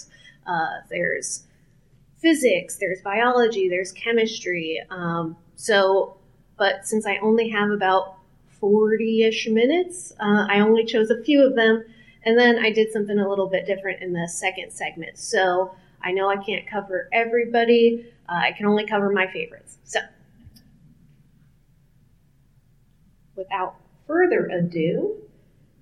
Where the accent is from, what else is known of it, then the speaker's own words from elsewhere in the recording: Kansas City, Missouri, United States; my hometown of Kansas City, Missouri